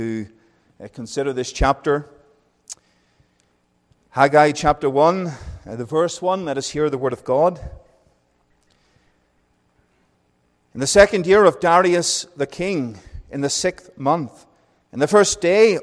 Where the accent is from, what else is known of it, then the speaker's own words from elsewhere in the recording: Northern Ireland, United Kingdom; accent: Northern Irish; moved away as an adult; also born or lived in Wales / England; now in Calgary, Canada; I went from being Northern Irish to Welsh to English and back to being Northern Irish.